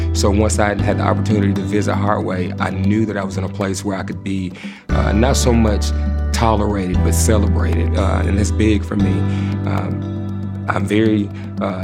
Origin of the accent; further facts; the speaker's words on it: South Carolina, United States; moved away as an adult; now in South Florida, United States; being from South Carolina, you know, growing up in the Southern Baptist church